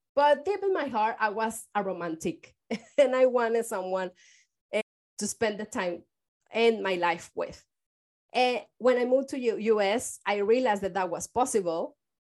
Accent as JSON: {"language": "English", "country": "Mexico", "moved": "as an adult", "lives_now": "San Francisco, United States", "said": "I am from Mexico"}